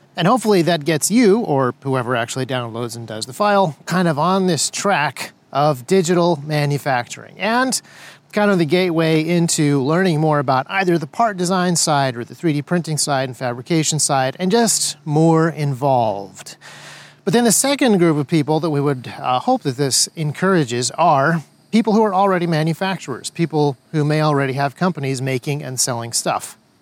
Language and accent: English; United States; As an American conservative